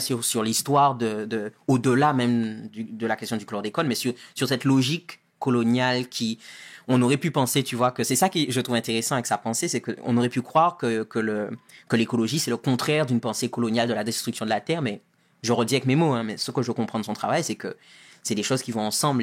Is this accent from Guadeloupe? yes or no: yes; Guadeloupe; moved away as an adult; also born or lived in Paris, France / Marseille, France; now in United States; j'ai grandi en Guadeloupe jusqu'à deux ans après le bac